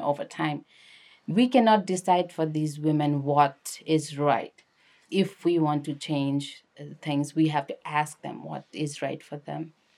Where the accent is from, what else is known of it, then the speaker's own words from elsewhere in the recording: Lalitpur, Bagmati, Nepal; moved away as an adult; also born or lived in Kathmandu; now in United States; I'm from Kathmandu, which is actually technically Lalitpur, Nepal.